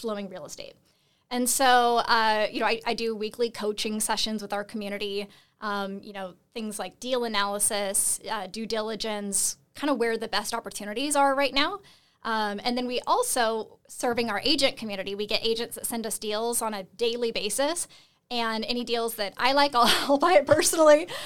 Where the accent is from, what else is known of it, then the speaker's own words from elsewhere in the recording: Seattle, Washington, United States; I'm originally from Seattle